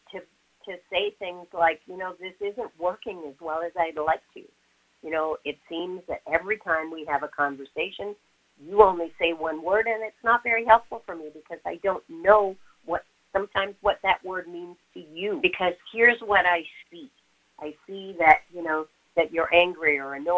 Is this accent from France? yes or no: no; Montreal, Quebec, Canada; I'm originally from Montreal